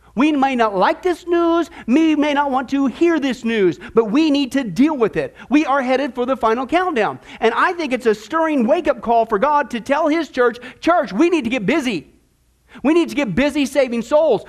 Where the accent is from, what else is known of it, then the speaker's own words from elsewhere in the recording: Midwest, United States; moved away; I grew up in the Midwest